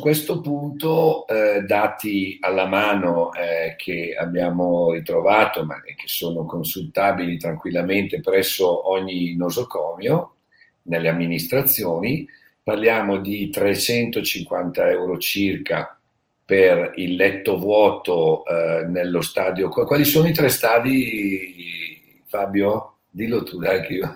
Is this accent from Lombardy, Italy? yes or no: yes; Bergamo, Lombardy, Italy; io sono di Bergamo, conosco la realtà che c'è stata lì